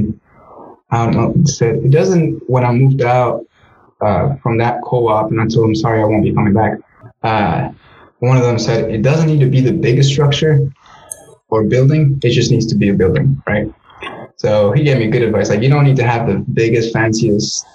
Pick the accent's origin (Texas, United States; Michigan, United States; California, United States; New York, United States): Texas, United States; Navasota; also born or lived in Guanajuato, Mexico; in my hometown in Navasota, Texas